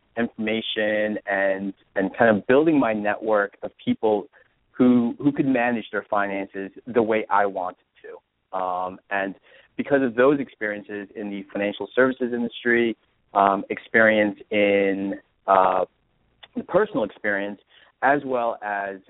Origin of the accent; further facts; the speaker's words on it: New Jersey, United States; moved away; also born or lived in California; I grew up in New Jersey, and I'm an East Coast guy